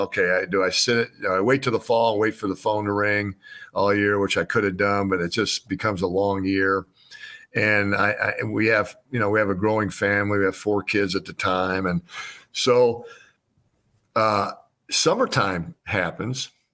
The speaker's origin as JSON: {"language": "English", "town": "Wheaton", "region": "Illinois", "country": "United States", "tie": "born or raised there", "also_born_or_lived": "Norman, Oklahoma", "said": "I grew up in Wheaton, Illinois"}